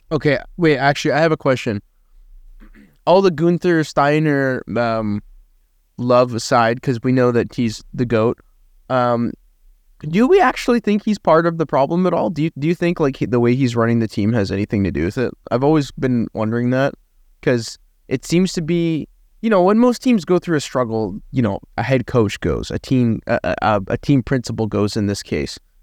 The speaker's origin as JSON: {"language": "English", "country": "Canada", "said": "as a Canadian"}